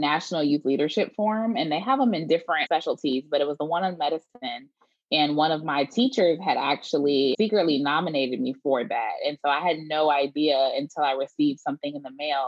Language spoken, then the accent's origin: English; Detroit, Michigan, United States; now in Houston, United States; I am from Detroit, Michigan, and moved out to the suburbs when I got a little bit older, going into elementary school, but still in the Metro Detroit area